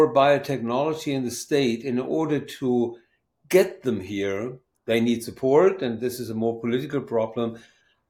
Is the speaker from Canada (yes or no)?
no; Germany; moved away as an adult; now in Maine, United States; I'm from Germany